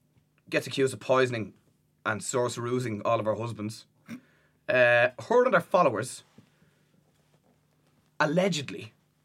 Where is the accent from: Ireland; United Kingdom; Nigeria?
Ireland; Dublin, Leinster; We're all Dublin bar Tim, who's Wicklow.